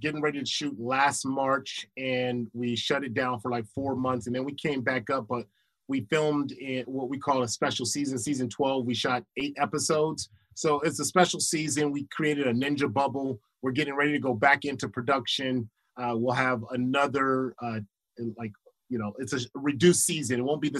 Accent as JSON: {"language": "English", "town": "Los Angeles", "region": "California", "country": "United States", "said": "I used to think because I was from Crenshaw, I was like, shoot, man, if Lights come up talking some mess, man, I take him out from the hood."}